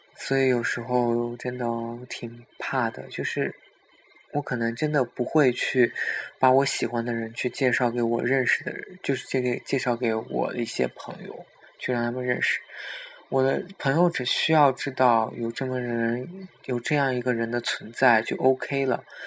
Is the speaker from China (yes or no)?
yes; Xinjiang, China; 我也是新疆人